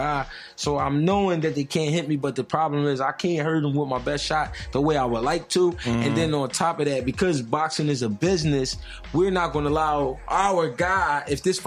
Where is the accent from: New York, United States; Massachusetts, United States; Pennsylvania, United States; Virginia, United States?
Pennsylvania, United States; Philadelphia; I'm from Philly.